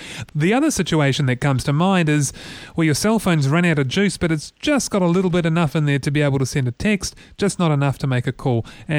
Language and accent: English; New Zealand; as a New Zealander who cares about creative New Zealanders